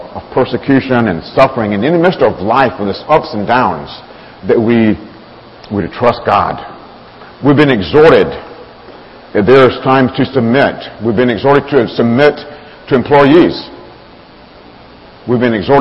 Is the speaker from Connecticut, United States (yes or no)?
no; Alabama, United States; moved away; I grew up down south in Alabama, raised on a farm